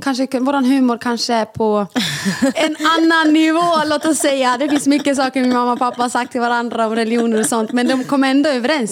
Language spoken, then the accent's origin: Swedish; Sweden; Vi båda två är födda i Sverige, eller Lambert kom när han var mycket mindre men vi är ändå uppvuxna i Sverige